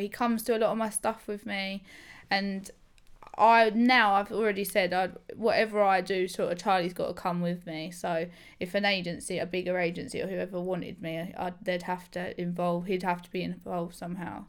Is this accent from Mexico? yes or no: no; England, United Kingdom; I'm proper, I'm proper English, me